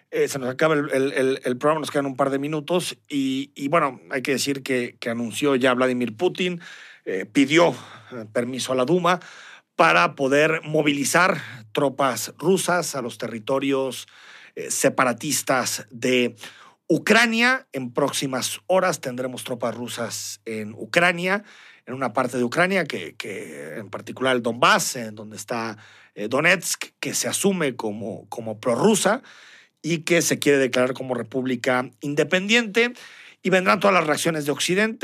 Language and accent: Spanish; Mexico; como mexicanos nos debería, nos debería interesar